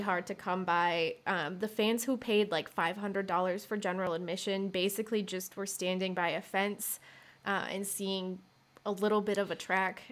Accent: Michigan, United States; I grew up in Michigan

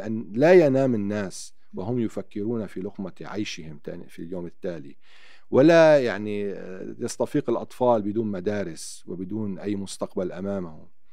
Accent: Naqoura, South Governorate, Lebanon; also born or lived in Tyre, Lebanon; أنا ابن، ابن جنوب لبنان

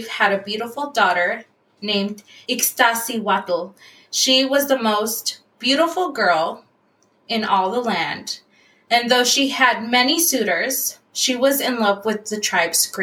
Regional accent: San Francisco, California, United States; I grew up in the Mission District in San Francisco

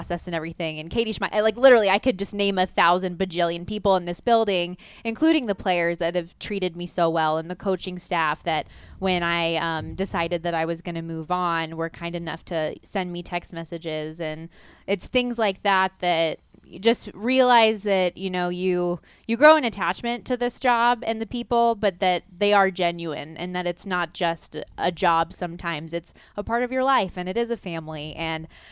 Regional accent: Las Vegas, Nevada, United States; this is my hometown

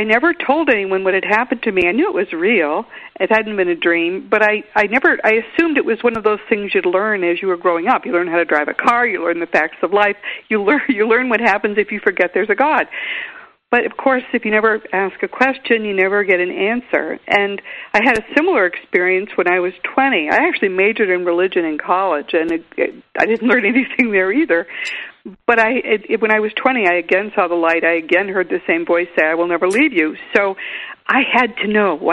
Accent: Grafton, Massachusetts, United States; now in Austin, United States; my hometown in Grafton, Mass.

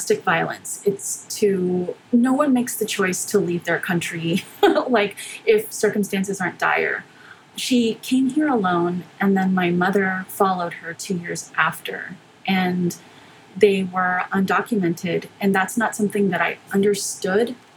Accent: Houston, Texas, United States; born or raised there; also born or lived in McAllen, Texas

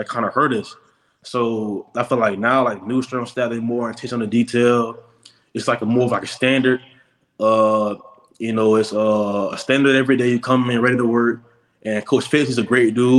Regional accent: Jacksonville, Florida, United States; I came from Trent Christian Academy in Jacksonville

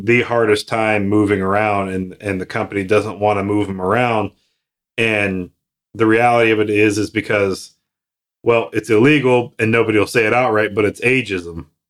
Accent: Texas, United States; My home state where I'm from is Texas.

